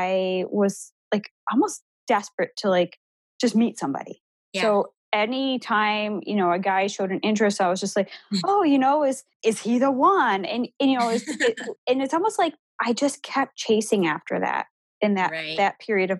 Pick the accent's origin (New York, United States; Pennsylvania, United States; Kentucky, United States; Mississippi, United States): New York, United States; Buffalo; moved away as an adult; now in Columbus, United States; I'm not originally from Columbus, Ohio. I'm from Buffalo, New York